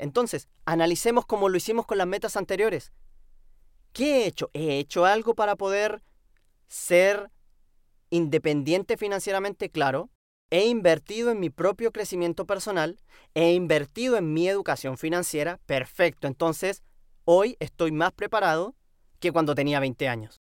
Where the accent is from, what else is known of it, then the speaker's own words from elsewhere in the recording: Chile; aquí, en mi tierra, en mi casa, en, Chile